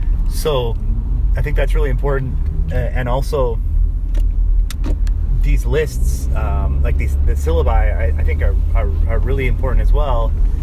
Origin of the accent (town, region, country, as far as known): Lansing, Michigan, United States